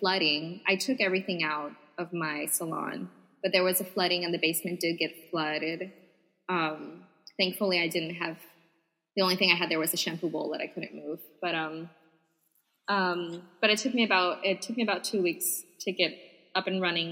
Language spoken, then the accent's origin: English; Puerto Rico; I would say Puerto Rico